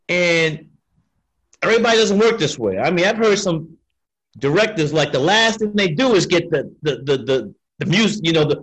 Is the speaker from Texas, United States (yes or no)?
no; Brooklyn, New York, United States; The Lees, growing up in Brooklyn.